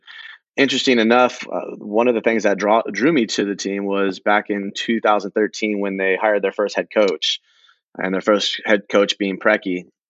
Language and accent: English; Sacramento, California, United States; also born or lived in Bay Area; So I grew up in Sacramento, and I moved to the Bay Area for college. Recently just moved back.